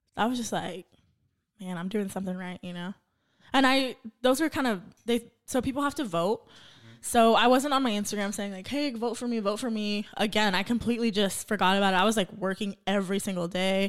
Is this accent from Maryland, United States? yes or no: no; Santa Paula, California, United States; now in Oxnard, United States; born and raised Santa Paula. So, not too far from Ventura Oxnard.